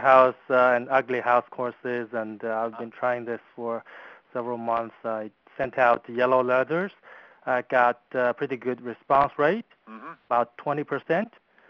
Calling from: Toronto, Ontario, Canada; I'm calling from Toronto.

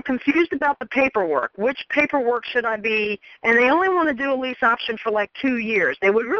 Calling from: Maryland, United States; I'm from Maryland.

